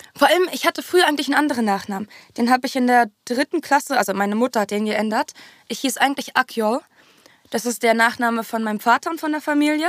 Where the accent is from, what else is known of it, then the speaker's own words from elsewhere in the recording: Berlin, Germany; first language German; Haus da in dieser Siedlung am Tempelhofer Feld. Siedlung. Genau, und da bin ich halt aufgewachsen